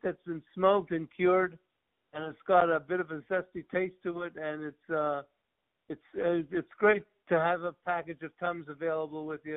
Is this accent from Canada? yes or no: yes; Quebec City, Quebec, Canada; moved away as an adult; also born or lived in Montreal, Canada / Washington, D.C., United States; now in South Florida, United States; I was born and raised in Quebec City in Canada